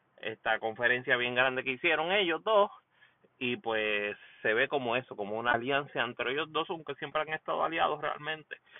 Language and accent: Spanish; Puerto Rico; now in United States; Puerto Rico, por supuesto, en la casa, mi país natal